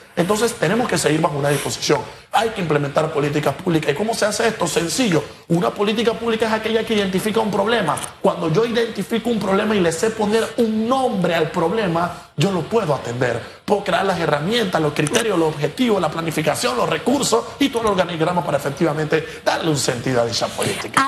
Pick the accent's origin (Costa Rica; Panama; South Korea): Panama; nosotros como panameños